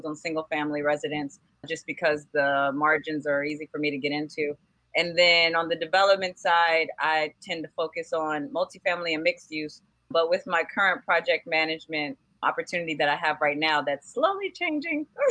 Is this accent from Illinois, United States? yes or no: no; Berkeley, California, United States; now in Los Angeles, United States; I'm originally from Berkeley, California. I lived in Berkeley, California for about 18 years